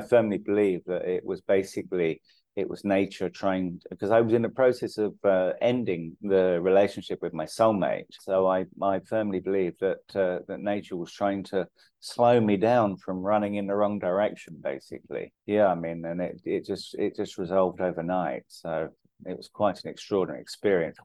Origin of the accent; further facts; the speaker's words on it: London, United Kingdom; moved away as an adult; now in India; My dad's Irish, my mum's English, but I grew up in London